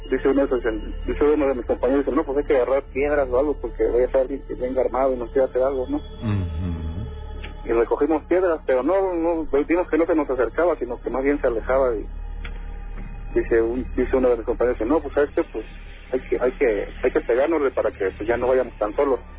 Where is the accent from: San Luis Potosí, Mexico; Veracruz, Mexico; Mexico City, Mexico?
Veracruz, Mexico; Catemaco; Eh, yo soy de Catemaco.